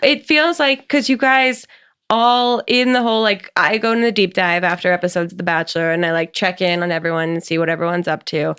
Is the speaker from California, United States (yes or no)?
no; New Jersey, United States; I'm from New Jersey